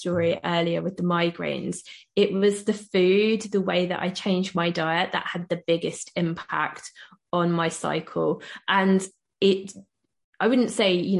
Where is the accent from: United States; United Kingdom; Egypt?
United Kingdom; I'm British